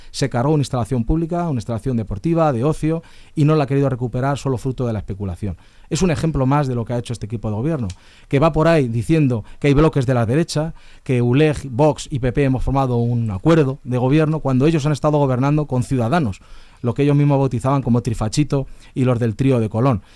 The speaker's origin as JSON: {"language": "Spanish", "town": "Leganés", "region": "Community of Madrid", "country": "Spain", "tie": "born or raised there", "said": "soy vecino de Leganés, vivo en San Nicasio, me he criado en las batallas"}